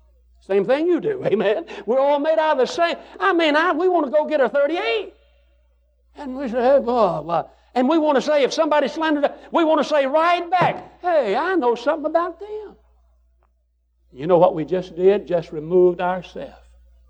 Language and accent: English; United States; I'm an American